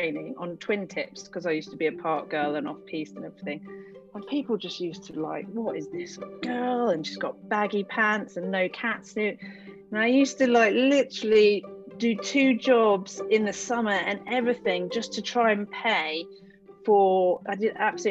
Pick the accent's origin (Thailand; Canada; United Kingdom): United Kingdom; south of England; moved away as an adult; also born or lived in London; now in Tignes, France; I was born in London, which is, I think, amazing. Can't really remember much of that. But then living really most of time in the south of England